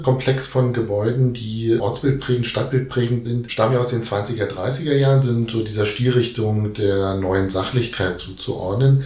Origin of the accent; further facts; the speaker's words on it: Germany; bei uns in Deutschland